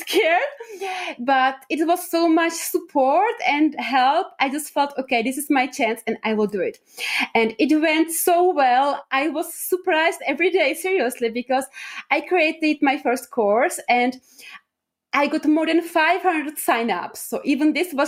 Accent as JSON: {"language": "English", "country": "Czechia", "said": "I'm from Czech Republic"}